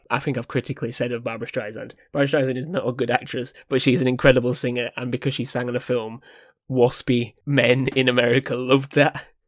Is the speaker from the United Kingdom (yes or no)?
yes; United Kingdom; we're British here. Born and bred